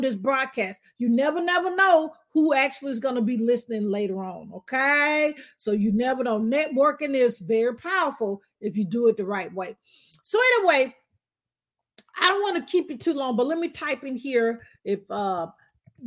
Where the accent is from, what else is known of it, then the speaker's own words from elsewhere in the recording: Alabama, United States; accent: southern twang; now in Atlanta, United States; I'm actually originally, as you can tell, my southern twang. I'm from Alabama. I love being from Alabama